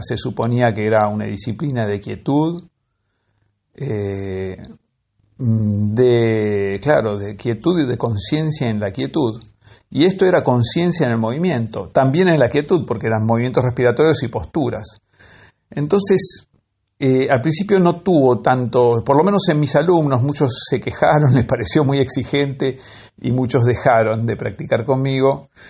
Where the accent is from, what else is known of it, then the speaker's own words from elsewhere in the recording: La Lucila, Buenos Aires Province, Argentina; yo cuando era chico vivía en La lucida